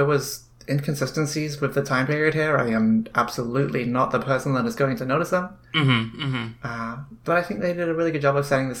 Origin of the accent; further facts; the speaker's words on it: England, United Kingdom; I do come from England, where a lot of people still have these accents.